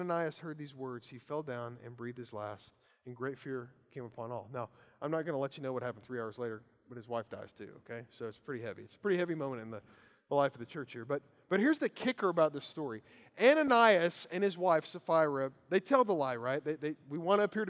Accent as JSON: {"language": "English", "region": "Kentucky", "country": "United States", "said": "I'm from Kentucky"}